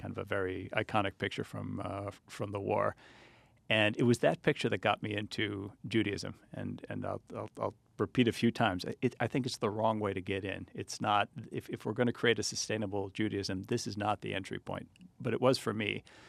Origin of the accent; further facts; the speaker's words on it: United States; I, I grew up here. I grew up in pretty non-Jewish environments